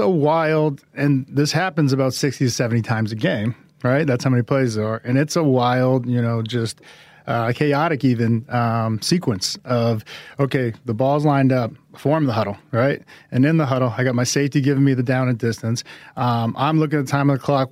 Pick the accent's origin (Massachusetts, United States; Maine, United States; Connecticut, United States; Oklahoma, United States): Massachusetts, United States; Boston; I am of Samoan heritage, but I grew up in Boston